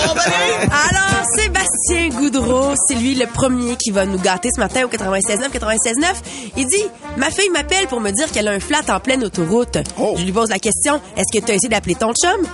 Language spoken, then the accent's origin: French; Quebec, Canada; je viens de Québec